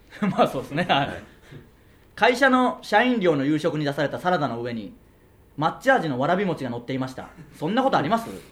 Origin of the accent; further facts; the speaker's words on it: Okayama, Japan; moved away as an adult; now in Tokyo, Japan; 僕らの地元の岡山県